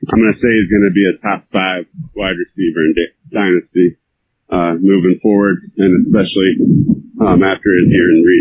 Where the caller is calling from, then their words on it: Iowa City, Iowa, United States; I'm calling in from Iowa City, Iowa.